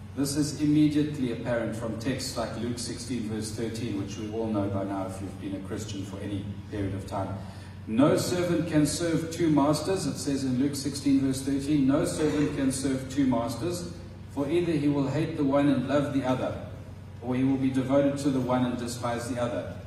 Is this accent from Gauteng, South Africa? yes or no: no; Transkei, Eastern Cape, South Africa; In South Africa, I think in the Xhosa tribe where I grew up in the Transkei, which is no longer the Transkei, it's now the Eastern Cape